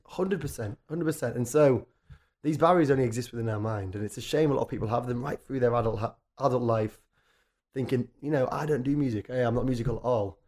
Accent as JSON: {"language": "English", "town": "Richmond", "region": "Yorkshire and the Humber", "country": "United Kingdom", "tie": "born or raised there", "moved": "as an adult", "lives_now": "London, United Kingdom", "said": "I grew up in a town called Richmond, North Yorkshire, which is a tiny, sleepy, lovely little town"}